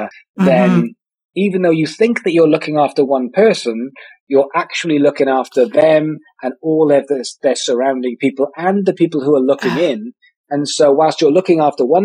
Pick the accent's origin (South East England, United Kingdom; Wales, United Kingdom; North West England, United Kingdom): Wales, United Kingdom; I'm from Wales, which is a country within the United Kingdom